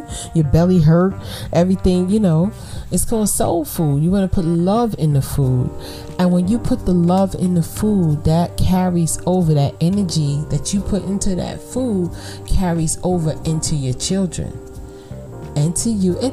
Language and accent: English; New York City, New York, United States; I'm from Brooklyn.